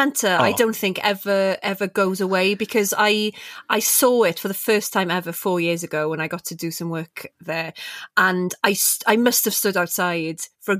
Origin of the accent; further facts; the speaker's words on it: West and South Wales, United Kingdom; growing up in West and South Wales